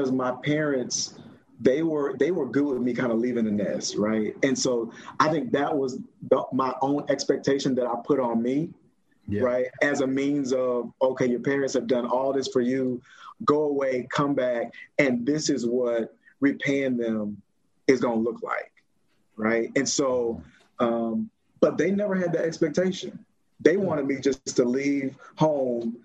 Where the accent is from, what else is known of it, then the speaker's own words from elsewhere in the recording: Orlando, Florida, United States; moved away as an adult; also born or lived in North Carolina; I'm from Orlando, Florida. So I'm from Pine Hills, born and raised.